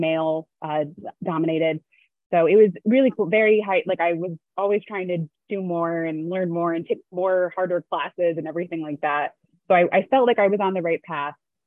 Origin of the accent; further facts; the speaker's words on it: West Hartford, Connecticut, United States; also born or lived in Maryland / New England; I grew up in West Hartford, Connecticut